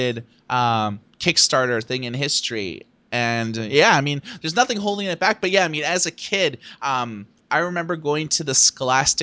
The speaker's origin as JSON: {"language": "English", "town": "Thunder Bay", "region": "Ontario", "country": "Canada", "tie": "born or raised there", "said": "I grew up in Thunder Bay, Ontario"}